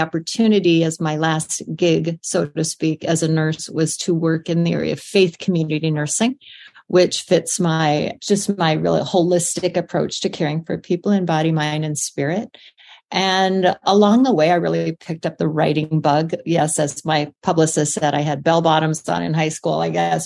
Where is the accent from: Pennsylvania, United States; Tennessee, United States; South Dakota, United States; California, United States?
South Dakota, United States; I was born in South Dakota on a farm, and I was raised by a farmer and an English teacher